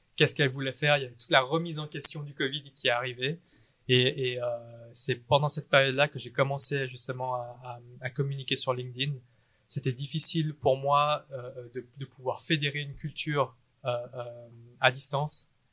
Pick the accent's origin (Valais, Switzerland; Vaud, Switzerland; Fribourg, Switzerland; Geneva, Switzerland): Geneva, Switzerland; né à Genève. Euh, mes parents sont vietnamiens. Euh, j'ai fait toutes mes études à Genève et puis et puis bah voilà, je suis suisse dans l'âme.